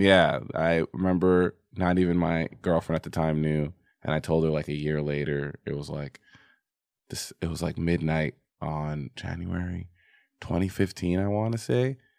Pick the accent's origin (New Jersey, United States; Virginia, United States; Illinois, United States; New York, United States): New York, United States; moved away; also born or lived in Texas; I'm from New York, but I went to high school in Texas